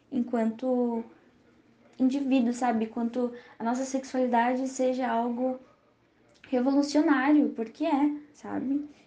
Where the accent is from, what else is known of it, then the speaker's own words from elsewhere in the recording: São Paulo, Brazil; e sou de São Paulo, capital.